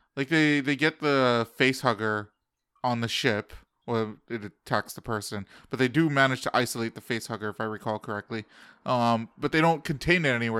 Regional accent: Canada; also born or lived in United States; And we're in Canada

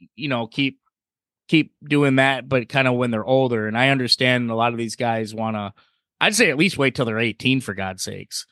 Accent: Michigan, United States; Steve and I, we, we're from Michigan

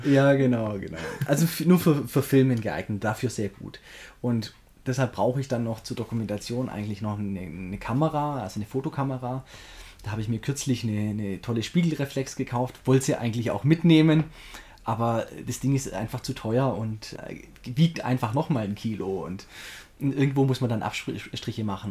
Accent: Göppingen, Baden-Württemberg, Germany; in Göppingen, da wo ich herkomme. Und das sind so alle meine Schulfreunde

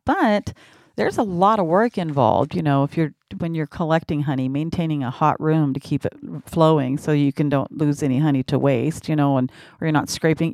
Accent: Washington, United States; moved away as an adult; also born or lived in Phoenix, Arizona; I was from Washington

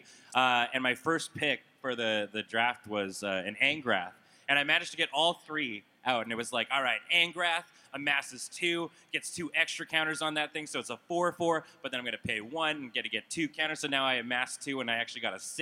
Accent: Canada; we're from Canada

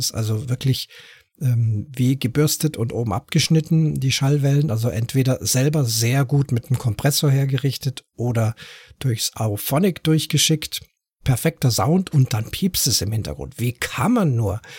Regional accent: Munich, Bavaria, Germany; born there; Ich äh, komme ja selber, bin ja gebürtiger Münchner, auch wenn ich jetzt nicht so schön bayerisch sprechen kann wie Buttenchor

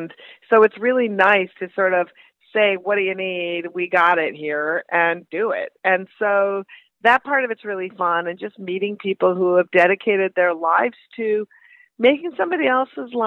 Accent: Minnesota, United States; moved away; also born or lived in Brooklyn; I'm from Minnesota originally

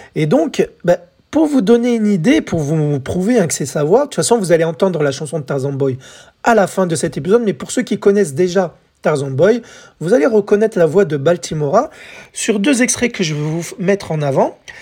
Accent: France

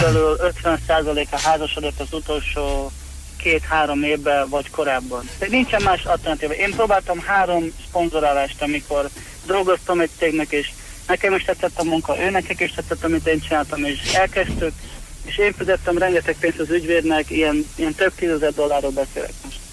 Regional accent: Kecskemét, Bács-Kiskun, Hungary; moved away as an adult; now in Florida, United States; én Kecskemét a születésű vagyok. Kecskeméten voltam, dolgoztam a Városi Tűzoltóságnál

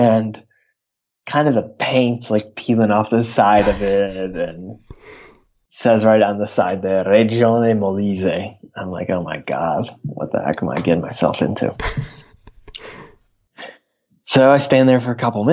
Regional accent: United States; I'm American

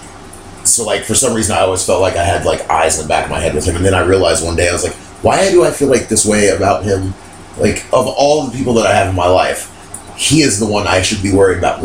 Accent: Las Vegas, Nevada, United States; moved away; my friends that I grew up with in Las Vegas, I've been friends with them for 18 years, 17 years

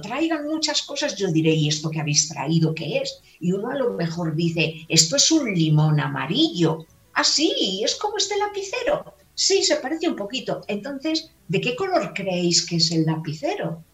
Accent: Valladolid, Castile and León, Spain; accent: castellana; also born or lived in Palencia; yo soy castellana, nacida en la provincia de, Palencia y he vivido en Valladolid toda mi vida

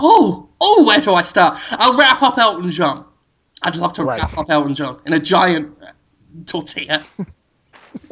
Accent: London, United Kingdom; also born or lived in Britain; now in Mississippi, United States; I come from London

